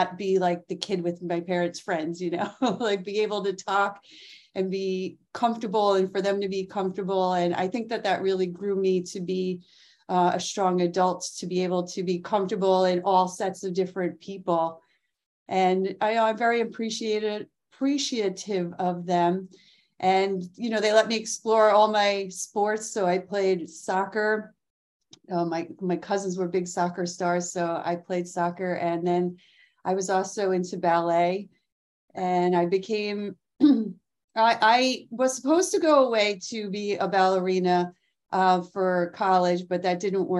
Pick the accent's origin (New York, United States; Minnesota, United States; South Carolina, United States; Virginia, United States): New York, United States; Mamaroneck; I grew up where I live now. I live in Westchester, New York, in the friendly village called Mamaroneck.